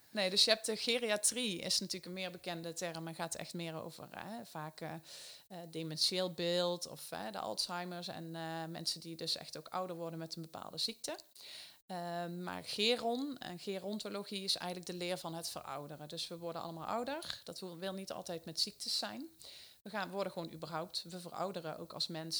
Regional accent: Eindhoven, North Brabant, Netherlands; een groot bedrijf in de regio Eindhoven, waar ik vandaan kom

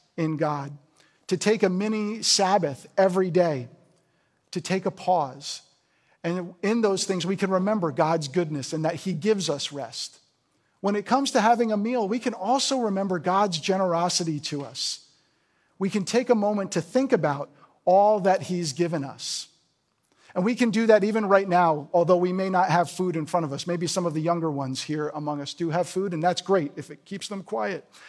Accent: New Jersey, United States; moved away; I'm from New Jersey originally

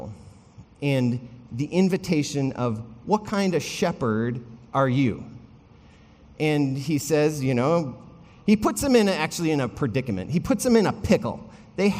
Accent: Wisconsin, United States; I grew up in Wisconsin.

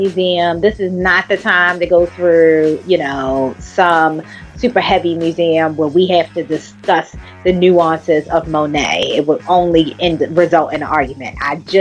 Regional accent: United States; here in my home country

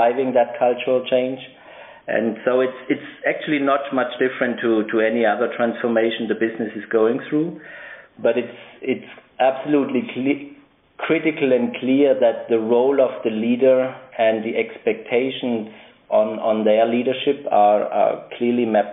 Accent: Stuttgart, Baden-Württemberg, Germany; moved away as an adult; also born or lived in United States / United Kingdom; now in Basel, Switzerland; I'm originally from Germany, born in Stuttgart, where I also lived for the longest period of my life.

